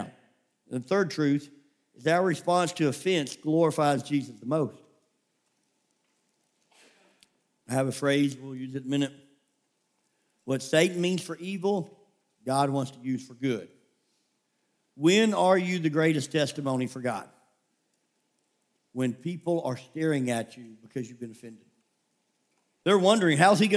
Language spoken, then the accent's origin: English; Memphis, Tennessee, United States; also born or lived in California; I grew up in Memphis, Tennessee, and the neighborhood, it had its rough moments